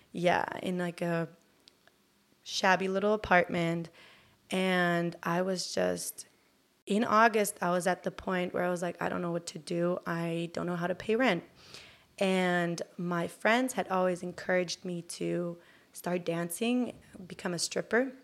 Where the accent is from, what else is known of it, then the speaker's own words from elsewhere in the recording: Germany; English is a second language; moved away as an adult; also born or lived in Bay Area, United States; now in Los Angeles, United States; I grew up in Germany, and I'm Turkish.